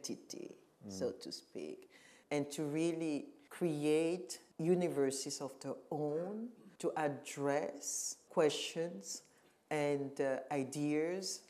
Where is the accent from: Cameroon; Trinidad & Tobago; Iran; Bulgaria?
Cameroon; moved away; also born or lived in Western Europe; I was born and raised in Cameroon